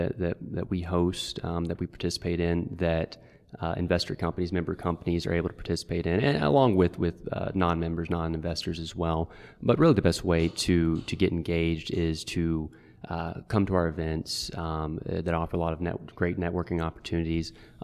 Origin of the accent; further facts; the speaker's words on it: Alabaster, Alabama, United States; I grew up in the Birmingham area, in Alabaster, and went to school out of state